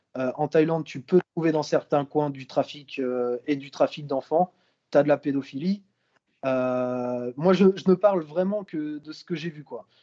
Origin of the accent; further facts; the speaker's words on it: Brittany, France; je suis originaire de Bretagne